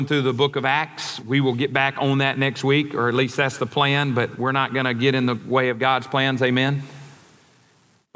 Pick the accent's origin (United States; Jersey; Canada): United States; Mississippi Delta; My brother and I, he's here today. We grew up in the Delta.